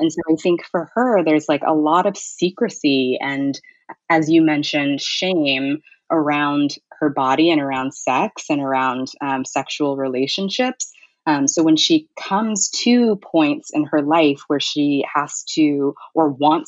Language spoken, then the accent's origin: English; Ghana; now in United States; when I left my house, people didn't necessarily see me as a Ghanaian anymore.